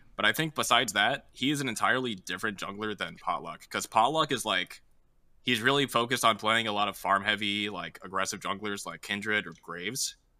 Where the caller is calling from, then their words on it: St. Louis, Missouri, United States; I'm calling from St. Louis